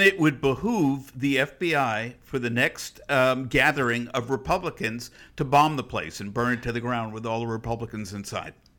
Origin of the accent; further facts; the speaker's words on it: United States; I'm not an Israeli. I'm an American